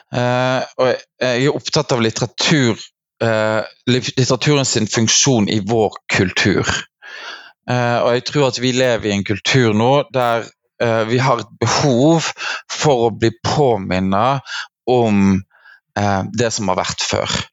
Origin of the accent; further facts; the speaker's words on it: Vestland, Norway; jeg kommer fra Hardanger. Det er mange som lurer på når de hører meg snakke, hvor jeg kommer fra, for jeg har en ganske utvatna dialekt.